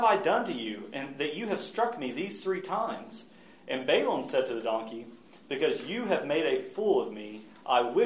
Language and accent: English; United States; especially as American and especially as men